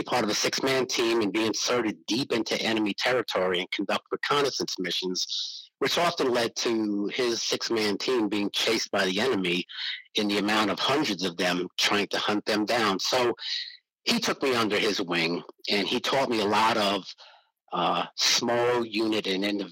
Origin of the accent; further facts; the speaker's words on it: New York City, New York, United States; moved away as an adult; also born or lived in Buffalo / Watertown / Cincinnati / Peekskill; I wound up back in the Bronx from about the time I was in the second grade until shortly after my 18th birthday. Growing up in the Bronx in a housing project was challenging for a person like me